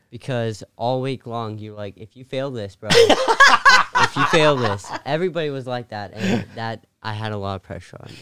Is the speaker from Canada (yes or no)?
no; Ethiopia; moved away; I'm from Ethiopia